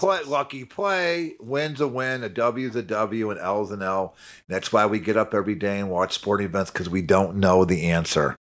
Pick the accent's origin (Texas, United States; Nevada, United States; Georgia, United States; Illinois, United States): Illinois, United States; Chicago; I'm from Chicago